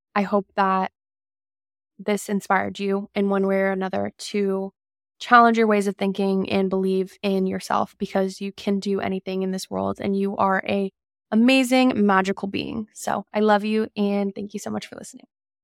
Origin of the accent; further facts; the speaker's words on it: Calabasas, California, United States; I grew up in Calabasas